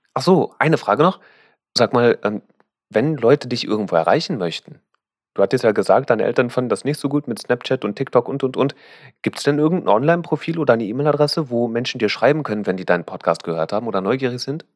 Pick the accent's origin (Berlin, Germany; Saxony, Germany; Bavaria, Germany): Berlin, Germany; als Berliner